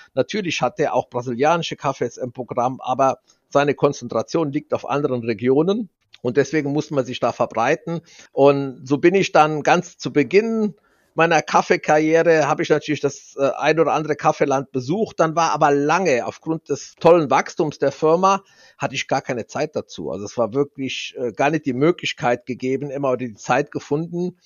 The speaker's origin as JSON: {"language": "German", "region": "Saarland", "country": "Germany", "said": "wir sind ja Saarländer, typisch saarländisch"}